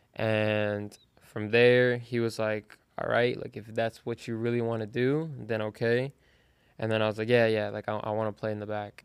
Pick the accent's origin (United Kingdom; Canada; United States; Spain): United States; Fort Lauderdale, Florida; I'm from Fort Lauderdale, Florida.